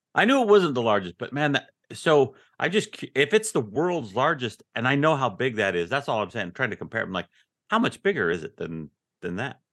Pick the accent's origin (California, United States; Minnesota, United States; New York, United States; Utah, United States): Utah, United States; Ogden; moved away as an adult; now in Texas, United States; I grew up in Ogden, Utah